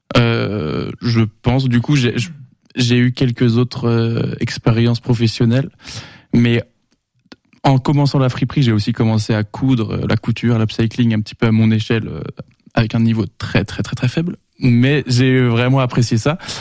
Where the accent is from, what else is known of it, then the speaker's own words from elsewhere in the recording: Angers, Pays de la Loire, France; je suis angevin depuis 23 ans et j'ai 23 ans, donc j'ai jamais bougé